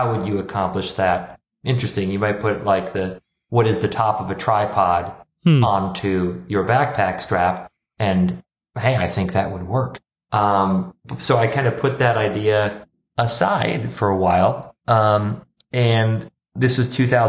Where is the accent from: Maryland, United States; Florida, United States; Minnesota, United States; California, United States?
Minnesota, United States; moved away as an adult; also born or lived in Wisconsin / Rome / San Francisco; I grew up in Minnesota